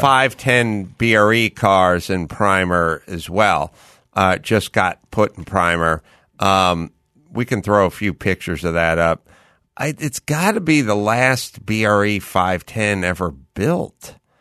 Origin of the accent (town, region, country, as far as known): San Fernando Valley, California, United States; born or raised there